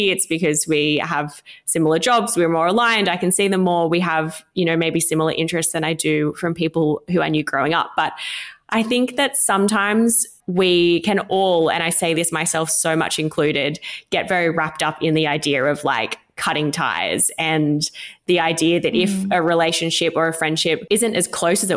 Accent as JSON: {"language": "English", "region": "regional New South Wales", "country": "Australia", "tie": "born or raised there", "moved": "as an adult", "lives_now": "Sydney, Australia", "said": "I'm not from Sydney, I'm from regional New South Wales, and I remember moving to Sydney at 19"}